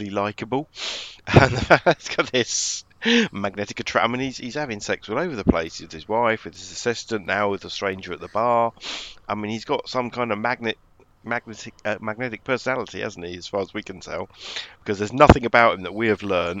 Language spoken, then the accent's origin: English; United Kingdom; I, as British people